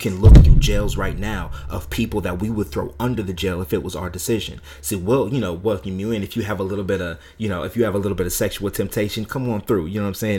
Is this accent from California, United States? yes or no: yes; California, United States; growing up in California